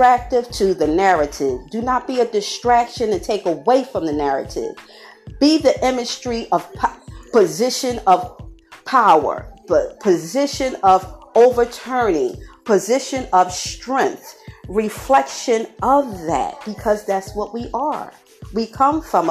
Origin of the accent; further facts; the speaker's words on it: Philadelphia, Pennsylvania, United States; born and raised in Philadelphia all my life, and I'm still here